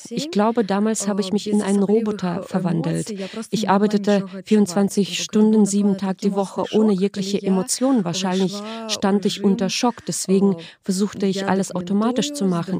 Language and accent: German; Belarus; also born or lived in Minsk; Ich bin aus Belarus nach Berlin gekommen